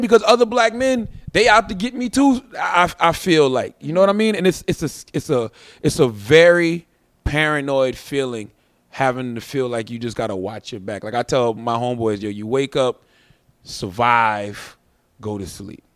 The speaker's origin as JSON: {"language": "English", "town": "Moncks Corner", "region": "South Carolina", "country": "United States", "tie": "born or raised there", "moved": "yes", "said": "I'm from Monks Corner, South Carolina. I'm raised on a dirt road"}